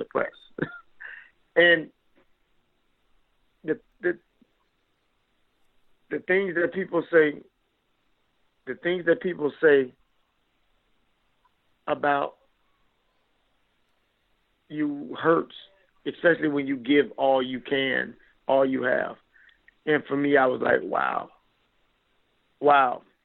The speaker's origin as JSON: {"language": "English", "region": "Florida", "country": "United States"}